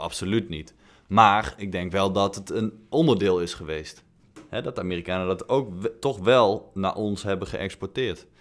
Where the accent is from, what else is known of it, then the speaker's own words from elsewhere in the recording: Netherlands; wij, denk ik, als Nederlanders